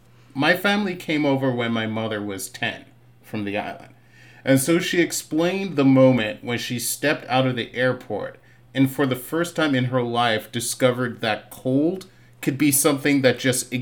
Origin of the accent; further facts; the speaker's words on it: Boston, Massachusetts, United States; now in California, United States; I grew up in the heart of the city, Roxbury, Massachusetts. I was kind of raised, bounced between Boston and Barbados for most of my childhood.